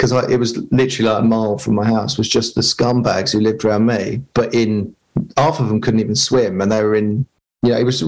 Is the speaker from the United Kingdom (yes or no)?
yes; Dartford, South East England, United Kingdom; I'm from Dartford.